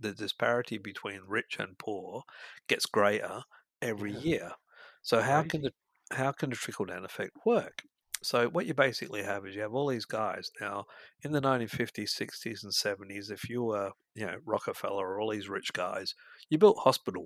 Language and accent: English; Scotland, United Kingdom; moved away; we come from Scotland, we come from a poor background